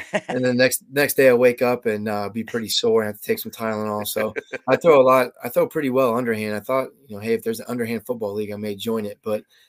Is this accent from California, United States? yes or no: no; Ohio, United States; I'm from Ohio.